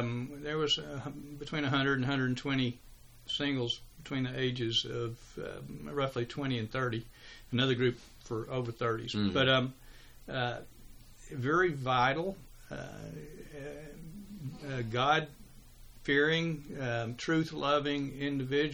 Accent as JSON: {"language": "English", "town": "Chattanooga", "region": "Tennessee", "country": "United States", "also_born_or_lived": "Augusta, Georgia", "moved": "as an adult", "said": "Chattanooga, Tennessee, which was my home"}